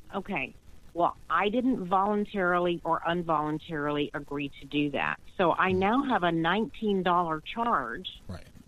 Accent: the South, United States; I'm from the South, and we mm-hmm. speak really slow

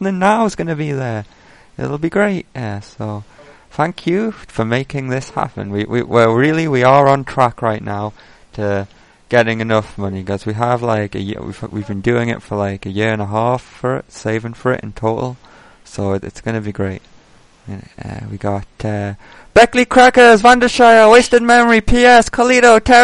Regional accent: England, United Kingdom; as an Englishman

